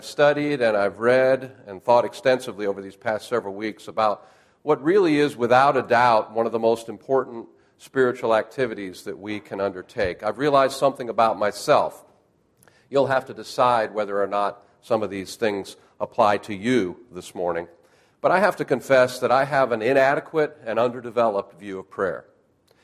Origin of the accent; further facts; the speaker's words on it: Western New York, United States; now in Oklahoma, United States; I was raised in Western New York and learned to drive in this stuff